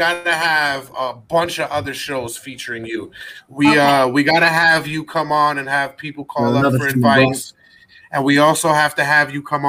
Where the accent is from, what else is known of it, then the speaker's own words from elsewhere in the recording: New York City, New York, United States; I mean, I'm from the Bronx, baby.